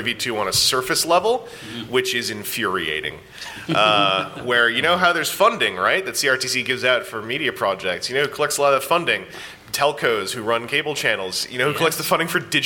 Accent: Canada; I'm Canadian

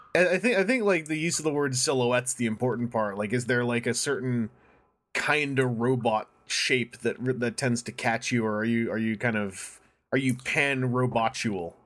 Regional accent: Canada; I'm from Canada, so we do sometimes use French words

